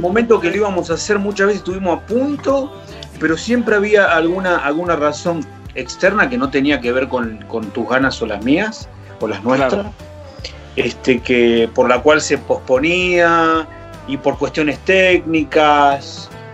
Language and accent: Spanish; Argentina; now in Mexico; un mexicano con, infancia argentina